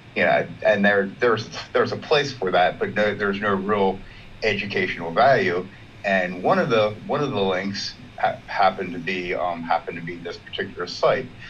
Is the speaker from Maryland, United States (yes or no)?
yes; Baltimore, Maryland, United States; I am from Baltimore, Maryland, in the United States.